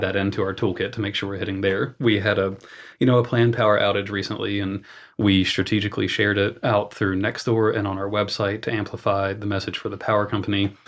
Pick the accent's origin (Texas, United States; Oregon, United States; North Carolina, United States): North Carolina, United States; Morganton; went back to my hometown of Morganton, North Carolina